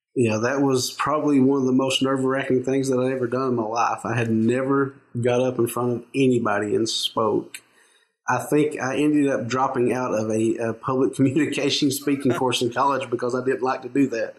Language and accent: English; Knott County, eastern Kentucky, United States; I'm from uh, a little uh, town in uh, eastern Kentucky in uh, Knott County